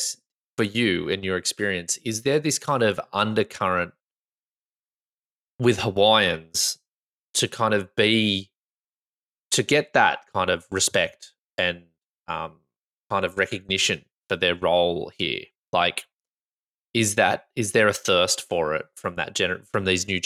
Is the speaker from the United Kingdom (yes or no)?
no; Australia; I'm Australian